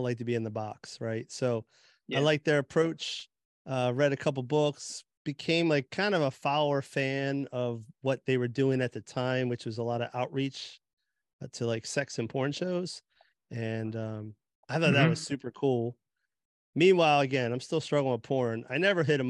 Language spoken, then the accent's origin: English; New Jersey, United States; I grew up in Jersey area